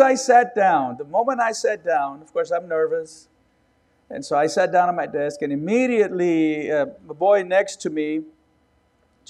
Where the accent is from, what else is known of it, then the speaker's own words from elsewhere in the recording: Robstown, Texas, United States; also born or lived in California; I was born in Texas, and we went to California for a few months. And then we came back, and my dad was called to pastor a church in Robstown near Corpus Christi